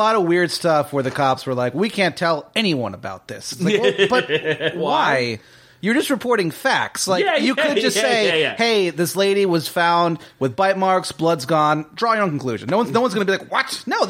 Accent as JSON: {"language": "English", "region": "Virginia", "country": "United States", "said": "Northern Virginia."}